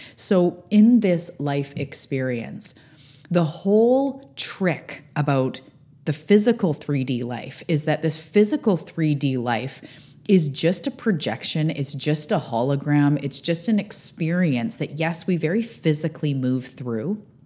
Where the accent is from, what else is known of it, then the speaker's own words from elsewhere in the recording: Canada; also born or lived in Vancouver Island, British Columbia; I am a Canadian living on the West Coast on Vancouver Island in my beautiful beach town